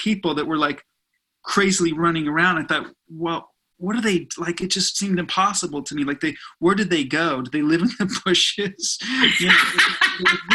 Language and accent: English; Burbank, California, United States; I grew up in Burbank